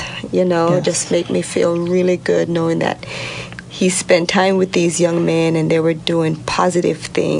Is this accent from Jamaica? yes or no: yes; Jamaica; now in Southern California, United States; I'm from Jamaica. We're island.